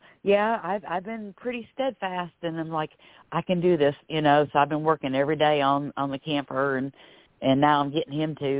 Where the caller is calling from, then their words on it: Florida, United States; I am …, and I'm calling from Florida